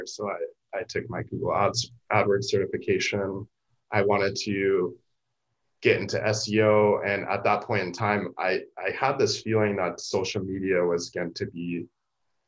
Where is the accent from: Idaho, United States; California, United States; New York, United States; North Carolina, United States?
California, United States; San Diego; I'd never been to San Diego State despite growing up in San Diego